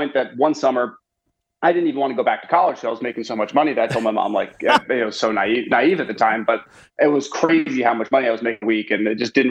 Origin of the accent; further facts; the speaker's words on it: Westchester County, New York, United States; moved away as an adult; now in Dallas, United States; I grew up in Westchester County, New York